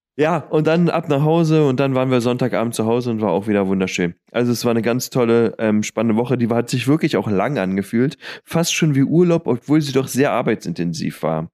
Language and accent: German; Berlin, Germany; Marienfelde, da wo ich herkomme, ist halt noch ein bisschen weiter ähm, draußen